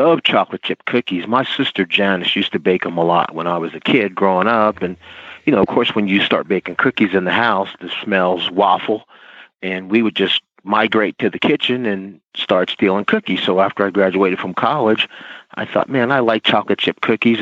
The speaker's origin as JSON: {"language": "English", "region": "New Jersey", "country": "United States", "said": "I'm from New Jersey"}